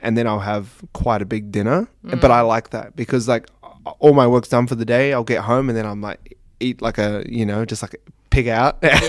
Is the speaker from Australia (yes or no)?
no; New Zealand; I'm from New Zealand, so tomato sauces.